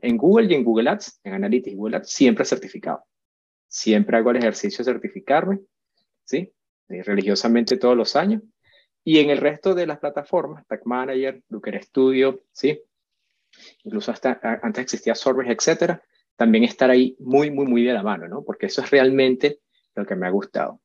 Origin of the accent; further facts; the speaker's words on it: Venezuela; also born or lived in Madrid, Spain; soy venezolano, primero que nada, nací en Madrid